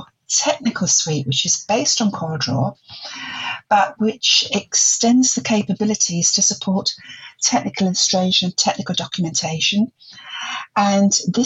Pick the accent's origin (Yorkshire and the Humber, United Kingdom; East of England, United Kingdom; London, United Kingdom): London, United Kingdom; moved away as an adult; also born or lived in Germany / Netherlands; I'm originally from the East End of London